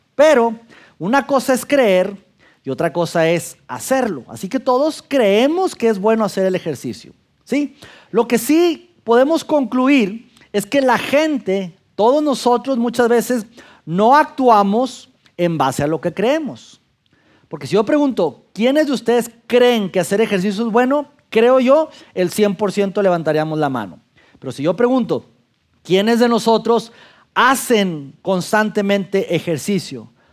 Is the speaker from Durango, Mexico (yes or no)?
yes; Durango, Mexico; moved away as an adult; also born or lived in Mexico City; now in Saltillo, Mexico; a los 25 años yo salgo de mi ciudad natal Durango a vivir por trabajo a la Ciudad de México